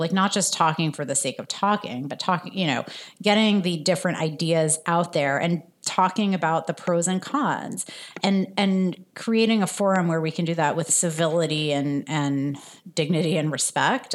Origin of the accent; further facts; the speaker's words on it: New Jersey, United States; also born or lived in France; I grew up in New Jersey in the suburbs, but I was actually born in France